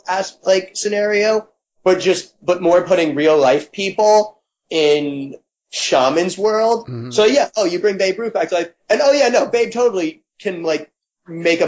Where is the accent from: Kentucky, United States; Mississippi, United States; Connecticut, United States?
Connecticut, United States; also born or lived in California; now in New York, United States; I grew up in Connecticut